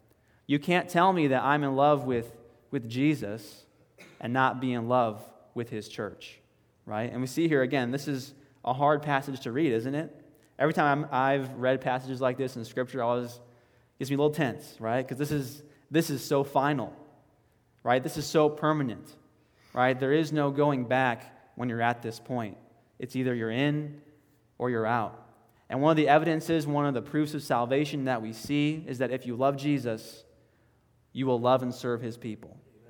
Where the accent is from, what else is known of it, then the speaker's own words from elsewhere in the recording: the South, United States; hey, we're Americans, or we are self-proclaimed Christians, we grew up in the Bible Belt